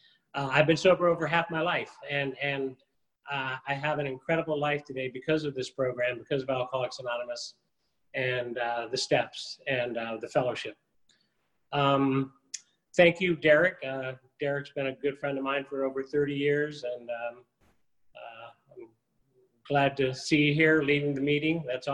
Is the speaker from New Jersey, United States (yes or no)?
no; Annapolis, Maryland, United States; born there; I was born in Annapolis, Maryland. My dad was in the Navy. He's a retired career naval officer.